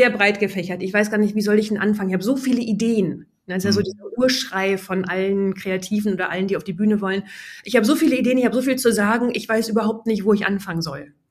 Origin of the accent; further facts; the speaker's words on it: Syke, Lower Saxony, Germany; als ich zwölf war, habe ich damals auf dem Dorf äh, in Sieke bei Bremen, wo ich aufgewachsen bin